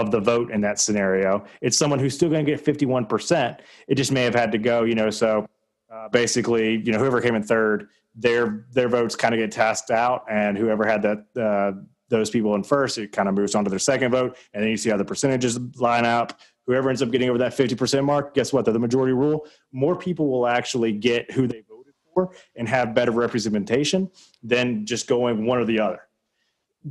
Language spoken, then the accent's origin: English; the South, United States